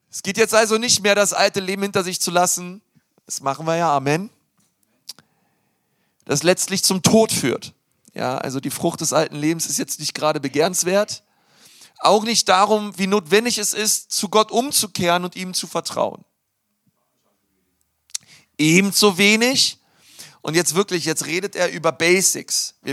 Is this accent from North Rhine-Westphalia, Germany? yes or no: no; Berlin, Germany; now in Nuremberg, Germany; und wir wohnen in Nürnberg, aber ich komme aus Berlin.